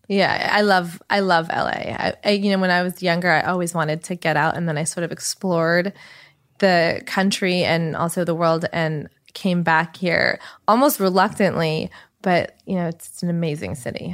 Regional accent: Los Angeles, California, United States; also born or lived in New York / Colorado / San Francisco; I grew up in Los Angeles, so born and raised.

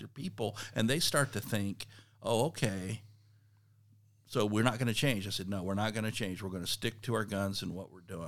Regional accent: South Texas, United States; moved away; also born or lived in Kansas City; I grew up in South Texas

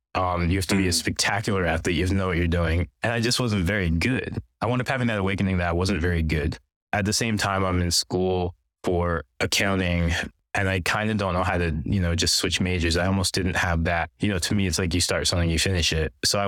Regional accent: Pennsylvania, United States; also born or lived in New Jersey; I was born in New Jersey, grew up in Pennsylvania. My mom is Chinese, my dad's Indian. They both came over from Malaysia, so I'm first generation here.

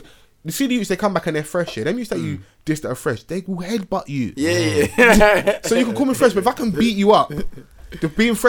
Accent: England, United Kingdom; I'm English, I'm a foreigner

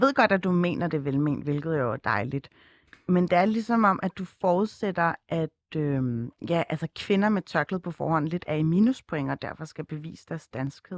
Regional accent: Copenhagen, Capital Region of Denmark, Denmark; hvor jeg kommer fra, og når det ikke er nok, at man svarer Østerbro

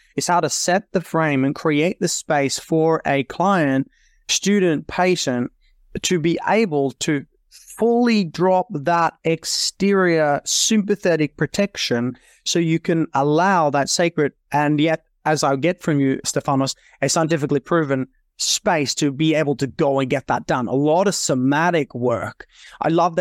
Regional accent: Norway; moved away as an adult; also born or lived in Australia; I was born and raised in Norway in Europe and then came to Australia at twenty-five

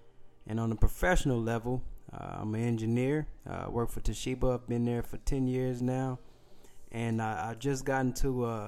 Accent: Kansas City, Missouri, United States; Just to introduce myself, I'm from Kansas City, Missouri.

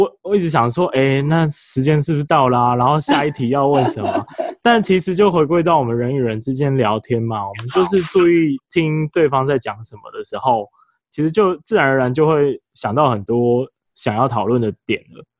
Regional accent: Taiwan; 我们台湾人

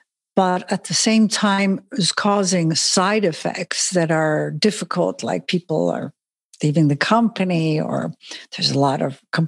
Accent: Switzerland; English is a second language; also born or lived in Germany / Italy / Spain; now in Las Vegas, United States; So I'm a Swiss and American, and I grew up in Europe, Switzerland, Germany, Italy, and Spain. And now recently, since 4 years, I'm in Las Vegas.

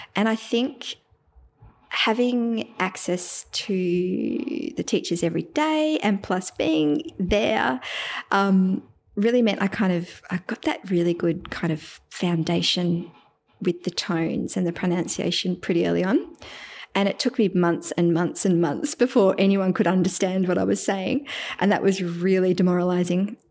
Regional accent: Melbourne, Victoria, Australia; first language English; now in Geelong, Australia; I'm from Melbourne, Australia, and I live in Geelong now, which is about an hour outside of Melbourne

